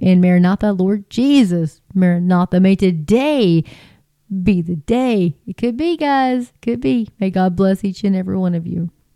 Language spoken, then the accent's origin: English; between Hart and Nazareth, Texas, United States; I'm, in between Hart and Nazareth, Texas. That's where I'm from. That's where I'm at now. But um, that's where I was raised.